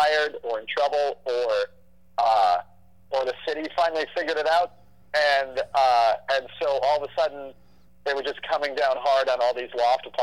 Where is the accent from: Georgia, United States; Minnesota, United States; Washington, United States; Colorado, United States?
Minnesota, United States; also born or lived in New York; I'm a Minnesotan through and through